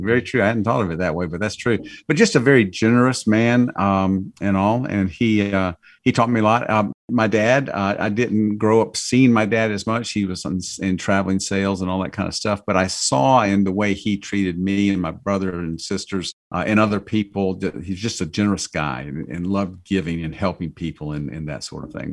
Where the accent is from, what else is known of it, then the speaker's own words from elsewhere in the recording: Georgia, United States; we're from Georgia